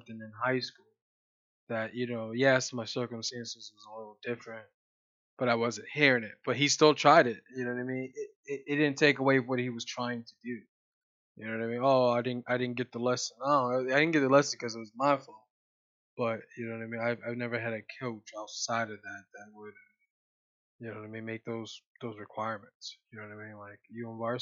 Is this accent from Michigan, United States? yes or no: no; Columbus, Ohio, United States; growing up on Hilltop down in West High School back in Columbus